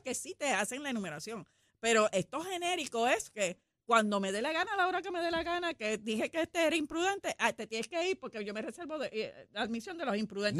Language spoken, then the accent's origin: Spanish; Puerto Rico; como buenos puertorriqueños